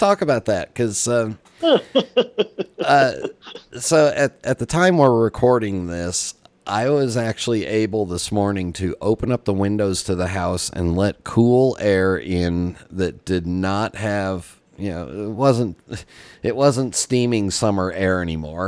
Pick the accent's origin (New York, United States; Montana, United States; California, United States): California, United States; Los Angeles; I grew up in Los Angeles where there's no cold weather.